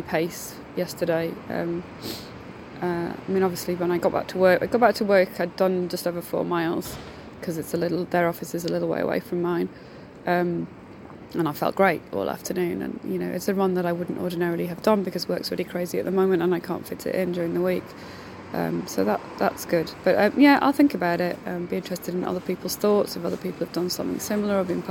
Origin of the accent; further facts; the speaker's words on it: United Kingdom; being British